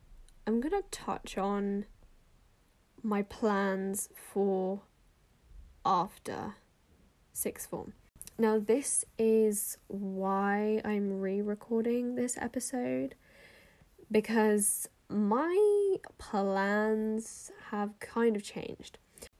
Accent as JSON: {"language": "English", "country": "Austria", "tie": "born or raised there", "said": "because I grew up in Austria and I used to be fluent in German"}